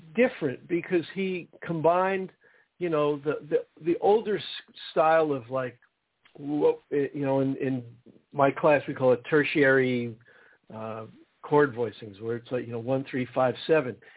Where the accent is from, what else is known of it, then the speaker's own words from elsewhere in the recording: New Jersey, United States; I grew up in New Jersey